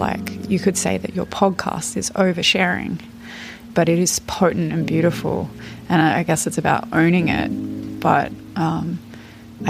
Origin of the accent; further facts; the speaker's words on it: Australia; I'm 32 and from Australia